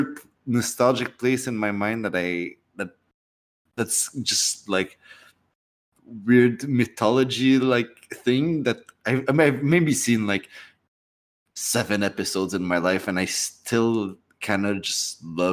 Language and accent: English; Canada; being Canadian